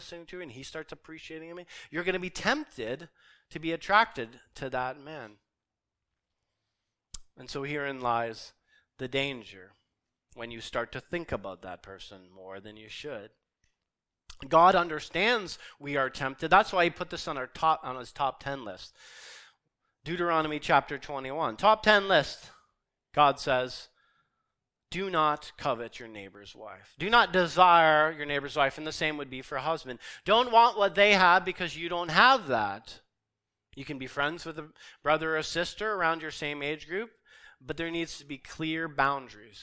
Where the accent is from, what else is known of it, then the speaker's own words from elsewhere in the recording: Canada; here we understand our Canadian culture. As Canadian Christians, we live in a hyper-sexualized and a hyper-romanticized culture